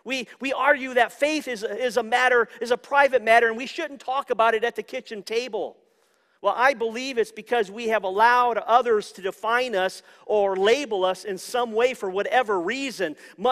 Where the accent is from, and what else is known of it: United States